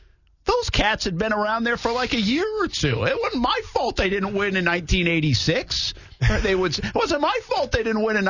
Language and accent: English; New England, United States; I grew up in New England